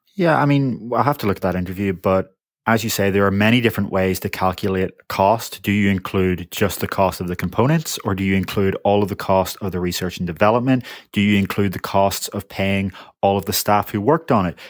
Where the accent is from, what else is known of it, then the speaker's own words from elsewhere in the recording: United Kingdom; I am from the United Kingdom